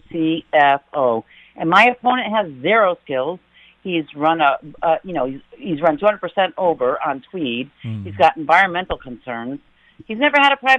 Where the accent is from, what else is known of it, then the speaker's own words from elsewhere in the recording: East Hartford, Connecticut, United States; I'm from East Hartford, Connecticut.